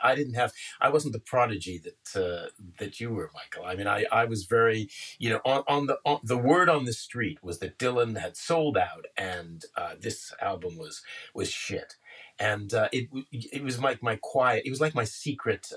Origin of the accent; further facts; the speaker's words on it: Canada; I'm Canadian